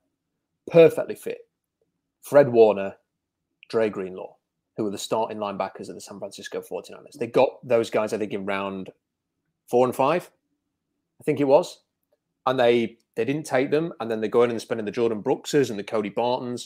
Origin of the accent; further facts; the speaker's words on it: United Kingdom; I am British.